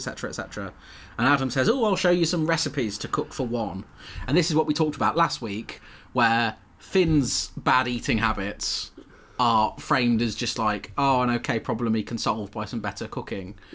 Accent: Coventry, West Midlands, United Kingdom; I'm from Coventry, where we have batch

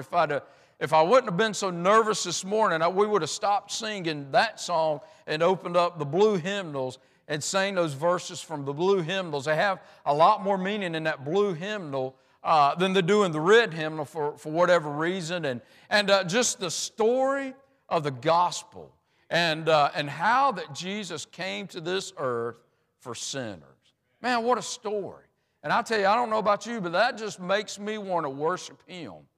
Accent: United States; I'm an American

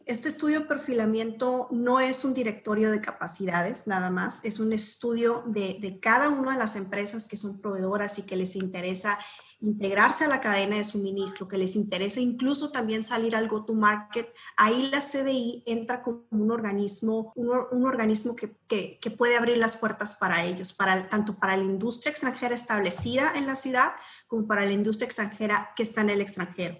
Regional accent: Mexicali, Baja California, Mexico; yo soy eh, nacida y criada en Mexicali. Mexicali es mi hogar, es mi casa.

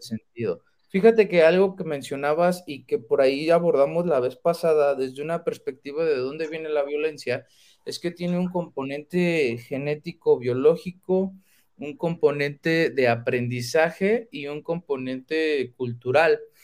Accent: Mexico; como mexicanos

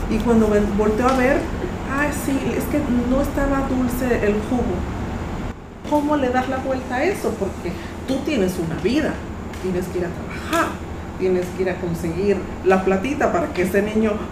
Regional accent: Mexico; now in Panama; yo soy mexicana

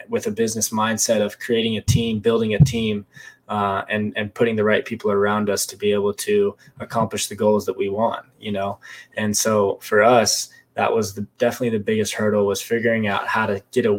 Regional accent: Las Vegas, Nevada, United States; moved away as an adult; also born or lived in Lake Tahoe / Reno, Nevada; now in San Diego, United States; I was born in Lake Tahoe. I grew up in Las Vegas. When I was five or so, I moved to Vegas. Grew up in Vegas

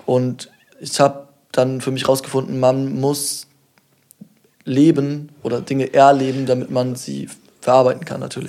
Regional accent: Kiel, Schleswig-Holstein, Germany; mein Bezug zu Kiel ist, ich bin hier aufgewachsen, seit ich denken kann

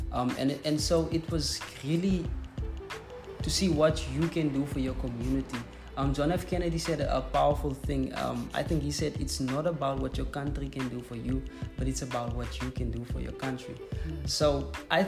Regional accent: South Africa; first language Afrikaans; English is a second language; It's not my mother tongue, I'm actually Afrikaans

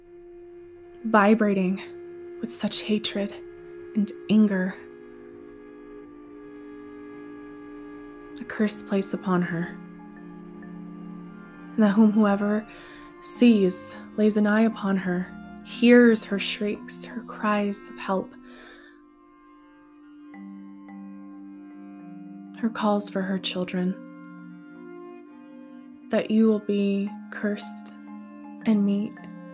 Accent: Arizona, United States; here in my home state of Arizona

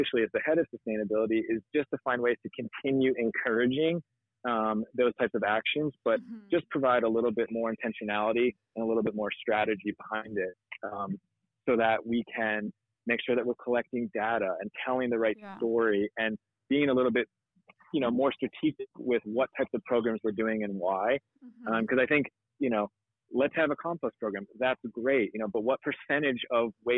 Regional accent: Florida, United States; I grew up in Florida, and Florida is a wild place

